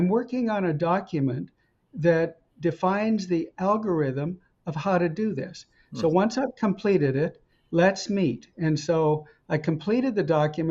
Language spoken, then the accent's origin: English; Edmonton, Alberta, Canada; also born or lived in Camrose, Alberta / Montreal / Stanford, California; I was born in Camrose, raised in Edmonton